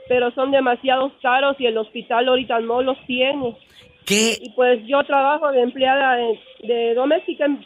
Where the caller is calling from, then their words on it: Puebla, Mexico; la de Puebla.